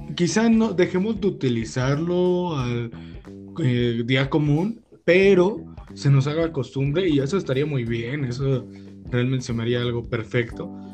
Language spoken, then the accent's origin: Spanish; Mexico; los mexicanos sufrimos de eso